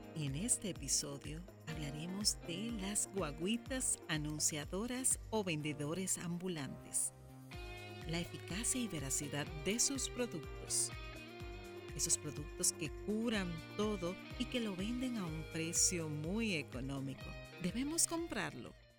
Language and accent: Spanish; Dominican Republic; en mi país, en República Dominicana